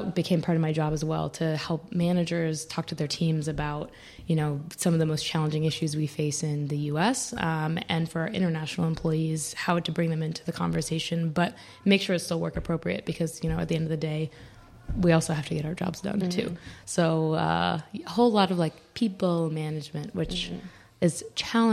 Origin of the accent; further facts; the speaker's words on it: Charlotte, North Carolina, United States; moved away as an adult; now in New York, United States; from Charlotte, North Carolina. So from the South, and I moved to New York 7 years ago, 2015